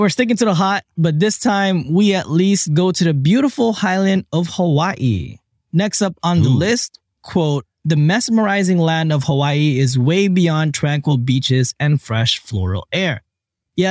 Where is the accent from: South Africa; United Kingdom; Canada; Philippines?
Philippines; I was born in the Philippines